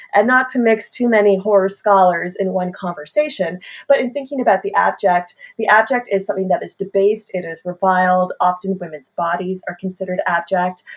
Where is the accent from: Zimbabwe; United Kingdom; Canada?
Canada